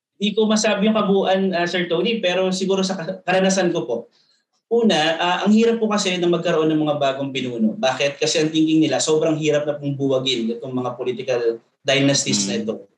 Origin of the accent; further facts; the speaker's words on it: Calabarzon, Philippines; Ako ay pinanganak at lumaki po sa Cavite